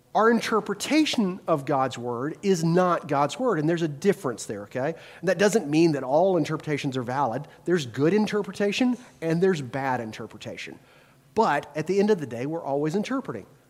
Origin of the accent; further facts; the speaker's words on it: the South, United States; now in Wisconsin, United States; as a Southerner